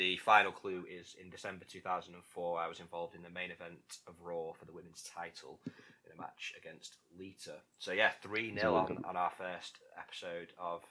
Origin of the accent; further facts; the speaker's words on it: Florida, United States; born there; Okay, so I was born in Florida in 1969.